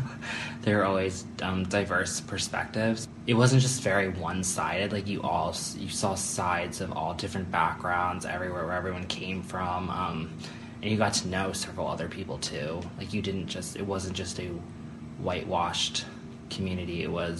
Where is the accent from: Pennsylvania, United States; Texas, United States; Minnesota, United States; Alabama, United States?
Pennsylvania, United States; Stroudsburg; I grew up in Stroudsburg, Pennsylvania, which is like located in the Pocono Mountains. It's probably about 2 hours from here and probably like an hour from New York. So it was a lot of New Jersey and New York kids in the area, so it was very diverse